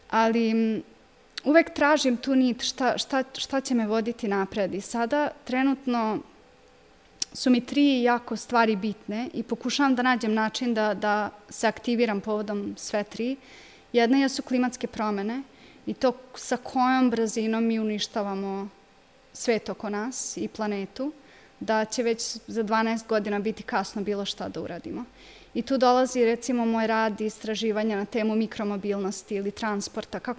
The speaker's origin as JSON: {"language": "Croatian", "town": "Kikinda", "region": "Vojvodina", "country": "Serbia", "tie": "born or raised there", "said": "odrasla sam u Kikindi, išla sam ovde u osnovnu školu, u gimnaziju"}